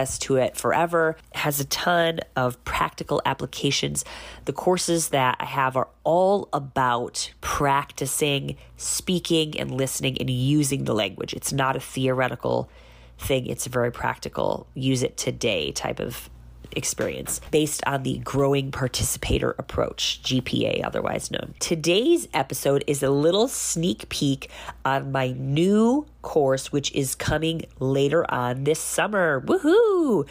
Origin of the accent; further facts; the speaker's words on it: United States; moved away as an adult; now in Bihar, India; I am an American who's been living in India on and off for 16 years.